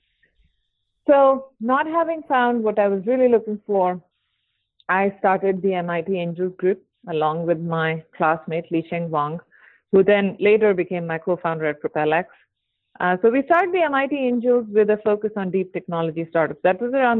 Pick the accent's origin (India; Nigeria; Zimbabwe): India; moved away as an adult; now in San Francisco, United States; I grew up in India